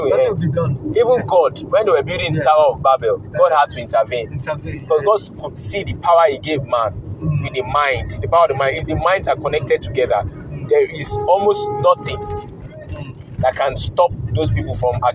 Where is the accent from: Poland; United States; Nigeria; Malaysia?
Nigeria; I'm a Nigerian